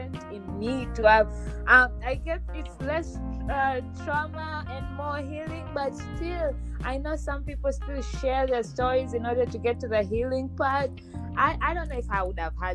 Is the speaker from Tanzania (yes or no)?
yes; Tanzania; moved away; I'm from Tanzania